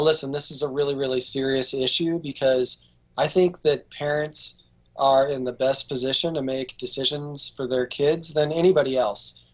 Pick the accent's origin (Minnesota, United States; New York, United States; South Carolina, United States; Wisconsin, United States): Wisconsin, United States; Baraboo; now in Virginia, United States; Baraboo, Wisconsin, which is my hometown